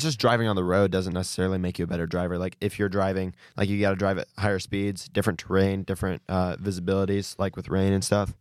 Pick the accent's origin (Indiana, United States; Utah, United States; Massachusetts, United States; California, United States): Indiana, United States; Bluffton; I'm from Bluffton, Indiana.